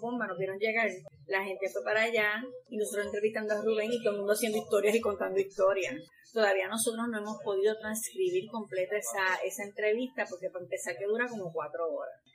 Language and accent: Spanish; Guayama, Puerto Rico; Yo no soy de Arroyo, yo soy de Guayama.